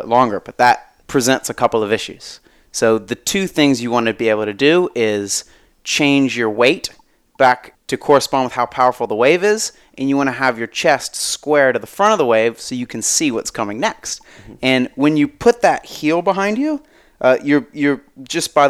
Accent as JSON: {"language": "English", "region": "Florida", "country": "United States", "tie": "born or raised there", "said": "I grew up in Florida"}